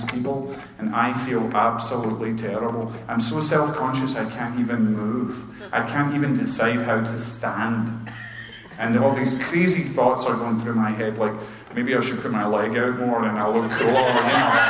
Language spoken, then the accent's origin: English; Scotland, United Kingdom; now in Chesapeake, United States; I'm like the Scottish buzzkill